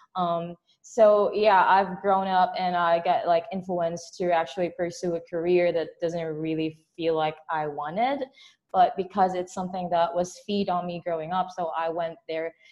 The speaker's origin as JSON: {"language": "English", "country": "Philippines", "said": "I'm based from the Philippines"}